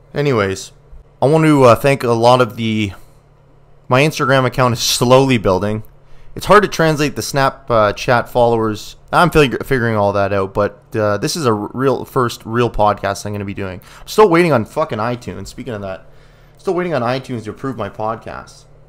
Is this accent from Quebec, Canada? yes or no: no; Ontario, Canada; I grew up in Ontario